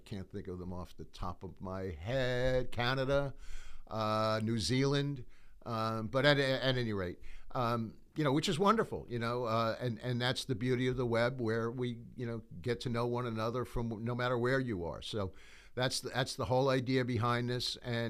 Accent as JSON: {"language": "English", "region": "New York", "country": "United States", "said": "You know, sometimes people will say, bottom line me. I'm from New York. So, you know, that's really like cut to the chase."}